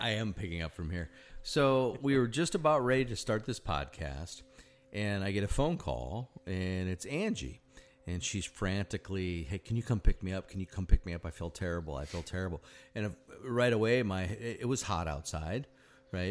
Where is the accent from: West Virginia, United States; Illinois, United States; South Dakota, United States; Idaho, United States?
South Dakota, United States; Sioux Falls; now in Indiana, United States; I grew up in Sioux Falls, South Dakota